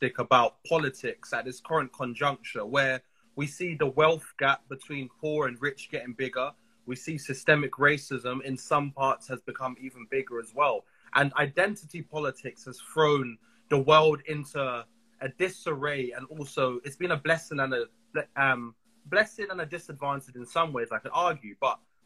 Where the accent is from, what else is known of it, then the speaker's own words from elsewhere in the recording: London, United Kingdom; I'm from Southwest London